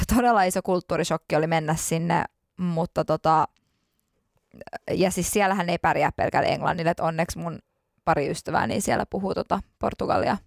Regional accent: Finland; kun mä tulin Suomeen Mä olin niin kiitollinen, että mä tulin turvallisesti. Mä tulin mun kotimaahan turvallisesti.

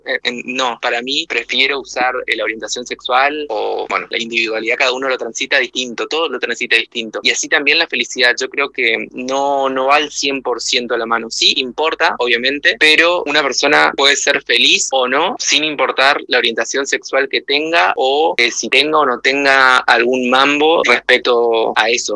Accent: Misiones, Argentina; Yo soy de Misiones, crecí en un pueblo en realidad muy chiquito

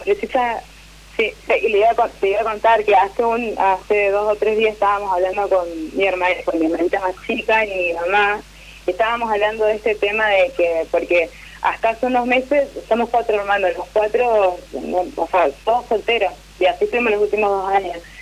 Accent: Santa Fe, Argentina; Yo soy de Santa Fe, capital

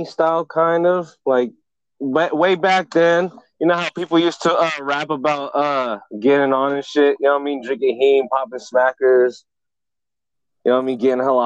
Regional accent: Pittsburg, California, United States; born or raised there

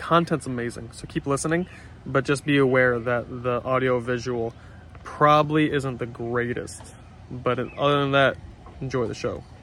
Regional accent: New York, United States; I'm from New York.

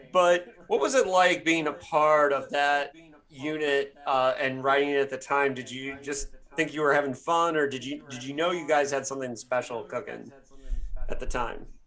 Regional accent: Midwest, United States; growing up in the Midwest

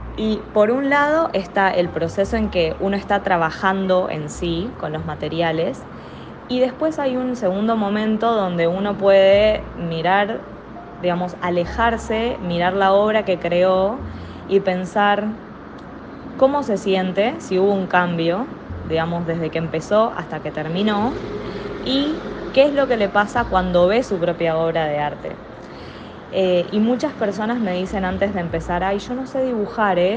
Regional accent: Argentina; moved away as an adult; now in Panama; estoy acá en Panamá y vengo de Argentina

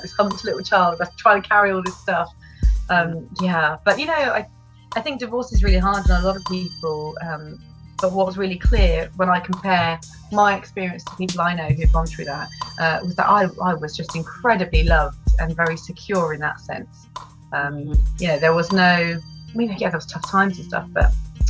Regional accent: United Kingdom; born or raised there

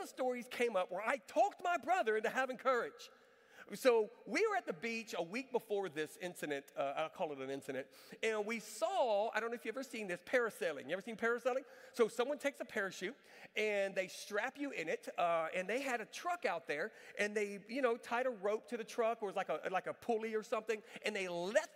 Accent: Galveston, Texas, United States; moved away; I went to Galveston, my hometown.

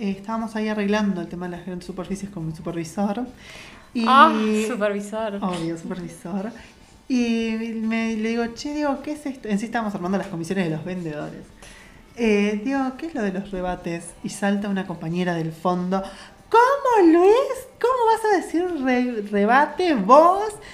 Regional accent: Uruguay; now in Montevideo, Uruguay; Acá los montevideanos se hacen los finos y dicen mesada. Y nosotros en mi pueblo decimos fogón.

